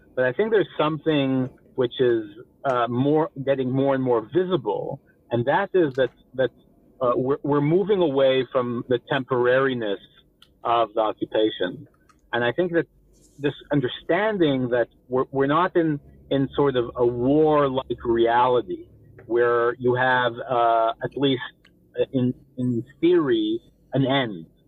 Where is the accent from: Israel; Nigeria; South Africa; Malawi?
Israel; Rehovot, Central District; born or raised there; accent: slight American accent